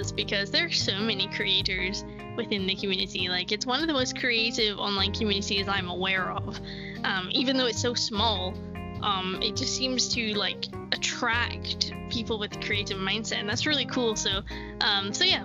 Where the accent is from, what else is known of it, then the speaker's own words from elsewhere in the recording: Scotland, United Kingdom; we're from Scotland